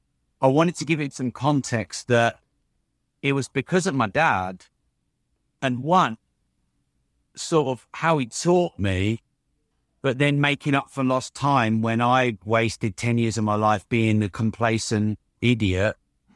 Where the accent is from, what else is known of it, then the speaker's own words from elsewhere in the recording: United Kingdom; Being a Brit, Jeff, it's difficult to sit here and blow my own trumpet.